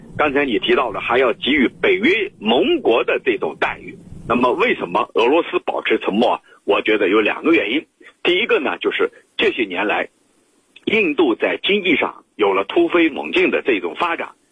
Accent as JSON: {"language": "Chinese", "country": "China", "said": "咱们中国"}